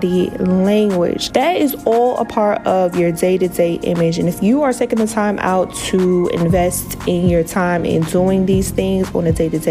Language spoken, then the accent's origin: English; New Jersey, United States; also born or lived in Miami / Las Vegas; I am from New Jersey. I've been born and raised in New Jersey